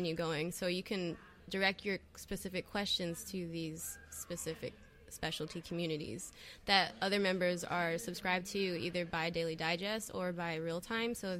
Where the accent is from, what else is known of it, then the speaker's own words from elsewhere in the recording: North Carolina, United States; also born or lived in New Jersey / Wilmington, North Carolina; I left there when I was a kid, and I grew up in North Carolina